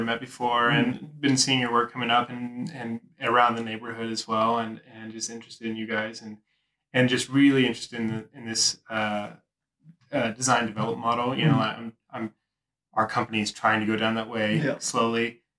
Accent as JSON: {"language": "English", "region": "Kansas", "country": "United States", "tie": "born or raised there", "also_born_or_lived": "Netherlands", "moved": "as an adult", "said": "I grew up in Kansas"}